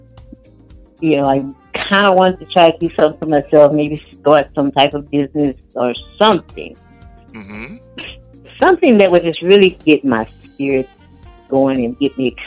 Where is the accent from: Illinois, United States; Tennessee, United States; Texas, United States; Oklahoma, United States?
Texas, United States; Houston; moved away as an adult; now in Portland, United States; I live in Portland now. I'm originally from Houston.